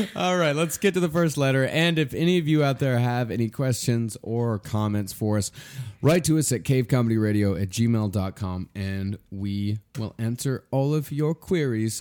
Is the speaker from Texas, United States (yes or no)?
yes; Texas, United States; now in New York City, United States; I'm from Texas